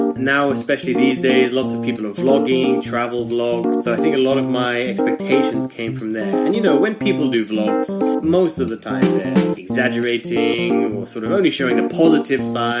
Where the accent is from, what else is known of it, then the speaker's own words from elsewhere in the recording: United Kingdom; So I'm from the UK.